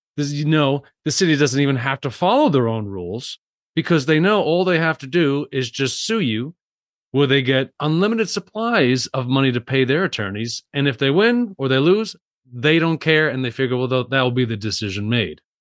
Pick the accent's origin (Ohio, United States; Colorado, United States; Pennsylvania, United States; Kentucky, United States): Colorado, United States; Salida; in my hometown of Salida, Colorado